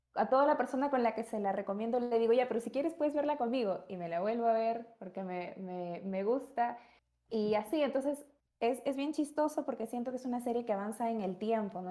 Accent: Peru; soy psicóloga, tengo 24 años, soy peruana

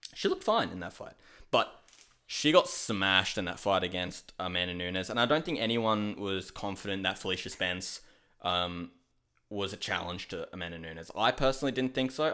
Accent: Australia; I'm Australian

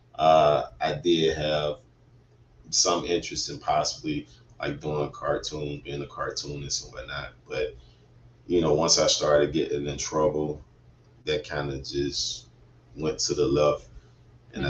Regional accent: Atlanta, Georgia, United States; I was born and raised in Atlanta, Georgia. Yes, yes, uh, west side of Atlanta

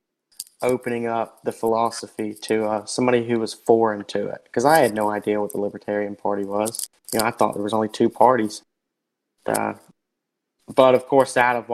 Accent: the South, United States; growing up in the South

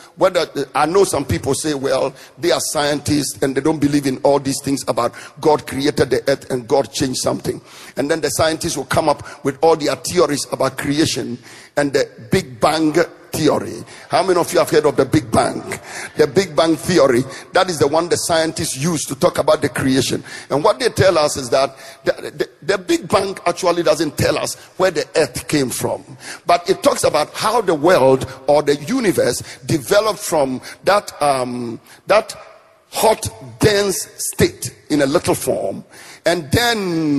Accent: northern Ghana, Ghana; the part of Ghana I come from, the people in the southern part of Ghana look down on the people from the north, and I come from the north.

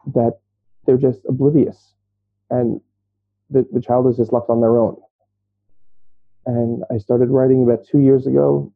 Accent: New York City, New York, United States; moved away as an adult; now in Israel; I grew up in Brooklyn, New York

